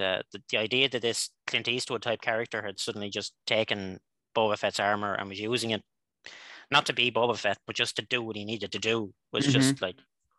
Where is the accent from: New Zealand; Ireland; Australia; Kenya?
Ireland; which is short for Joseph, not Josiah in this instance. I'm from Ireland, so I'm several thousand miles away from where you are right now.